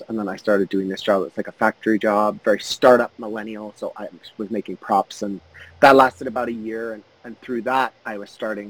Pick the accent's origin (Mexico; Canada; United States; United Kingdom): Canada; I'm Canadian